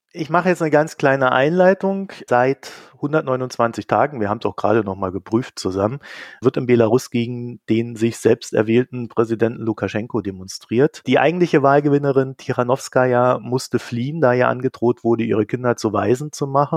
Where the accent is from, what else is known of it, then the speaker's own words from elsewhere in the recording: East Germany, Germany; ich komme ja aus Ostdeutschland